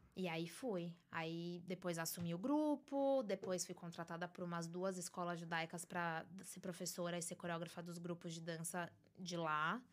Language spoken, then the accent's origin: Portuguese; São Paulo, Brazil; moved away as an adult; now in New York, United States; Eu venho de São Paulo, São Paulo capital. Nasci, cresci, fiquei lá